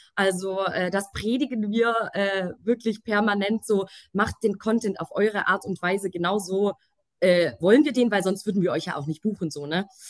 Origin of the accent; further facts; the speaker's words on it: Swabia, Germany; accent: Swabian; now in Munich, Germany; ich bin gebürtige Schwäbin, lebe mittlerweile aber in München. Äh, falls mir mal irgendwie ein Akzent rausrutscht